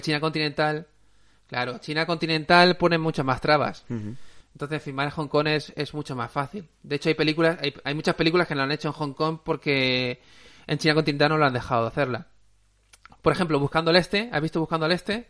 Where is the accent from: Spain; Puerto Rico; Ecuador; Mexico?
Spain; Aspe, Valencian Community; also born or lived in Alicante; Yo soy de Aspe, pero me considero más de Alicante porque he pasado mucho, más tiempo en Alicante que en Aspe, en mi, en mi época más adulta